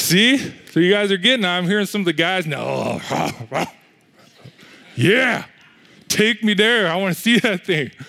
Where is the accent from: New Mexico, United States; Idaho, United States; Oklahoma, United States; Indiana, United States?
Idaho, United States; Coeur d'Alene; moved away; I come from Coeur d'Alene